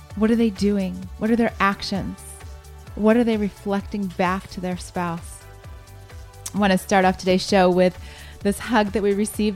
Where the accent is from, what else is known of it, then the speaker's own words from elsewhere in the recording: Columbus, Ohio, United States; moved away as an adult; now in California, United States; that's my home, home territory there growing up in Columbus, Ohio